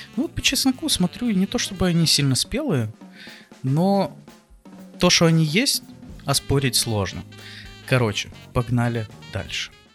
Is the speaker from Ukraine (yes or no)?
yes; Odesa, Odesa Oblast, Ukraine; Я из Одессы